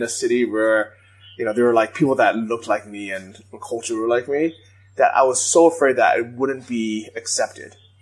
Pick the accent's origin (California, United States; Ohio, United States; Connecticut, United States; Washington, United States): California, United States; San Francisco; I grew up in San Francisco